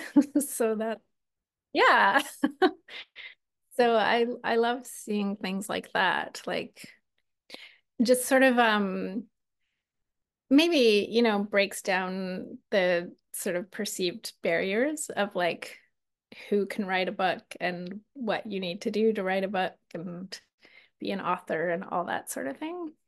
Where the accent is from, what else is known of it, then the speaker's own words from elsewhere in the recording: Alberta, Canada; now in Victoria, Canada; I'm from Alberta